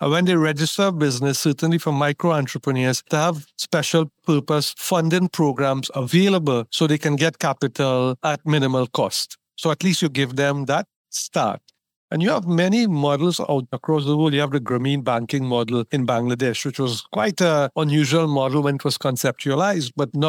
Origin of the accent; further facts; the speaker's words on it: Trinidad & Tobago; now in Barbados; Barbados, and I'm based here, so it's my country as well. I'm from Trinidad and Tobago.